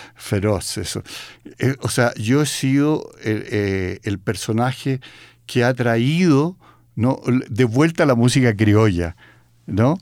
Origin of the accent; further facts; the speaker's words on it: Santiago, Santiago Metropolitan Region, Chile; yo soy de Santiago, mi familia es de Santiago, entonces vengo de, un mundo muy urbano